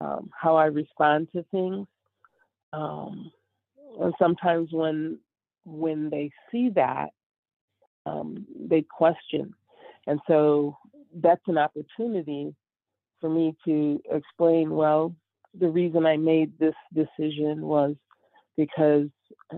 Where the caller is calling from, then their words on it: Chicago, Illinois, United States; From Chicago at the back, please.